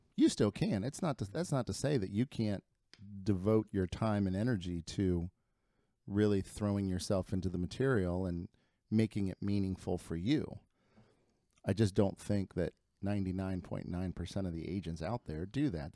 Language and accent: English; Lima, Ohio, United States; first language Spanish; English is a second language; moved away as an adult; also born or lived in Chicago; now in Cincinnati, United States; I grew up in, uh, in Lima, Ohio